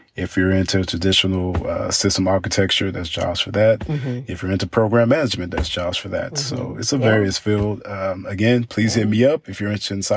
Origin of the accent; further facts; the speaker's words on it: Dallas, Texas, United States; growing up in Dallas